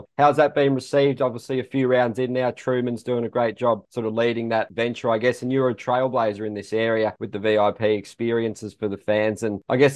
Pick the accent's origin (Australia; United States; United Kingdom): Australia; I'm Aussie